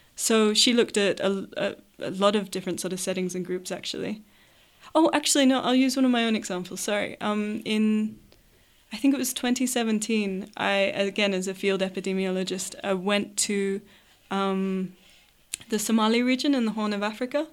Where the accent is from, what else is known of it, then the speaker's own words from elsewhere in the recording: Australia; speaking as an Australian